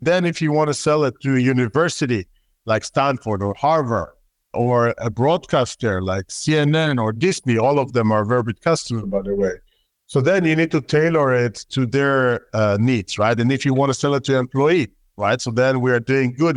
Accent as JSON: {"language": "English", "country": "Israel", "accent": "Israeli", "said": "my terrible Israeli accent"}